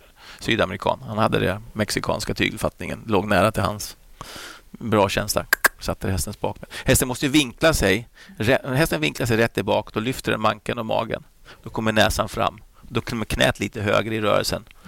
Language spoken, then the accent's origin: Swedish; Flyinge, Skåne, Sweden; jag växte upp där på Flyinge med Rolf-Göran Bengtsson